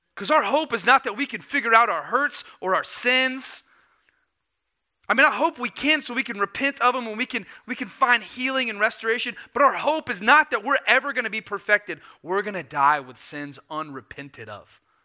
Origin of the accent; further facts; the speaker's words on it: the South, United States; I grew up in the South where Christianity was a cultural artifact